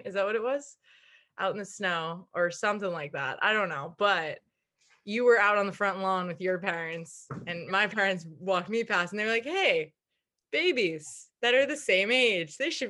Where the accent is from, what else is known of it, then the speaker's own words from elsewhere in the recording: Islip, New York, United States; We grew up in Islip together.